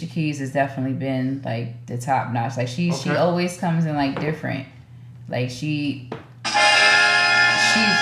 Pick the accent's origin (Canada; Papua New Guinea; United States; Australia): United States; Trenton, New Jersey; I was born and raised in Trenton